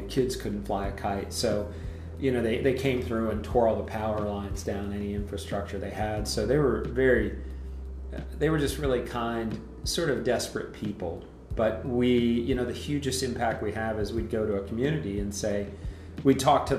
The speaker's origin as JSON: {"language": "English", "region": "North Carolina", "country": "United States", "tie": "born or raised there", "lives_now": "Whitefish, United States", "said": "I grew up, as I said, in this small town called … North Carolina. And we had a family Christmas tree farm."}